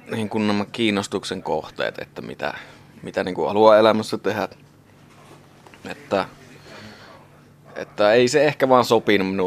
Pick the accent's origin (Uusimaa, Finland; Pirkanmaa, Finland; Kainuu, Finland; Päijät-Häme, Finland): Kainuu, Finland; Sotkamo; Sotkamostahan mä oon tosiaan lähtöisin, mutta niin, niin Kainuuta kuitenkin aika samanlaisiahan nämä paikat sillä tavalla on